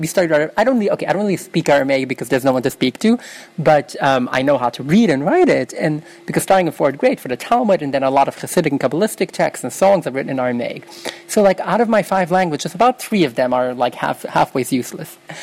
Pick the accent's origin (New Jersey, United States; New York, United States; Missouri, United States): New York, United States; New York City; first language Yiddish; English is a second language; I grew up in Williamsburg in Brooklyn, New York